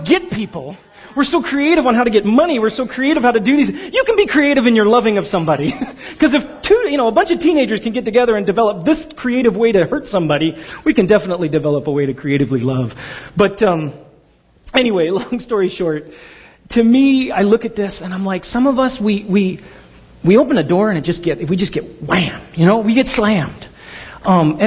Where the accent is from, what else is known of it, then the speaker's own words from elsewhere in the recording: Pasadena, California, United States; also born or lived in Glendora; I grew up in Pasadena, but then my family and I moved out to a place called Glendora